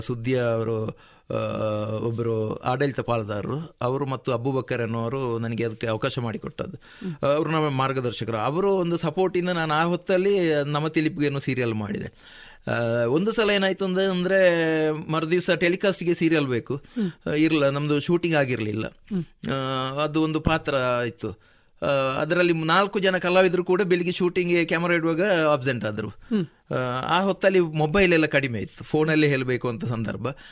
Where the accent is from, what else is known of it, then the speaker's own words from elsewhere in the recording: Kumbra, Karnataka, India; ಪುತ್ತೂರು ನನ್ನ ಊರು ಕುಂಬ್ರ ನನ್ನ ಊರು